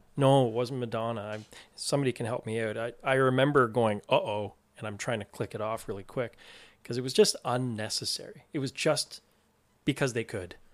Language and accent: English; Toronto, Ontario, Canada; I grew up in Toronto